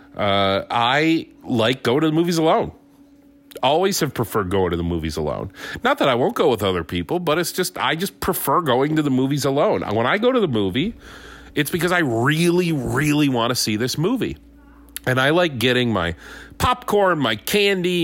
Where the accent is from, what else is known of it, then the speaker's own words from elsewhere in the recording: Conneaut, Ohio, United States; moved away; also born or lived in Pittsford, New York; Conneaut, Ohio, my hometown